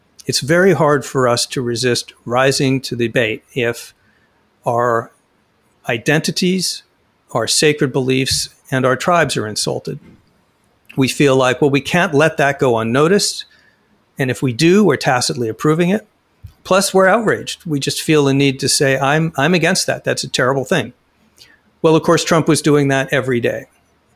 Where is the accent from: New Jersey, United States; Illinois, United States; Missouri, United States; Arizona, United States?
Arizona, United States; Phoenix; In Phoenix, right now, my hometown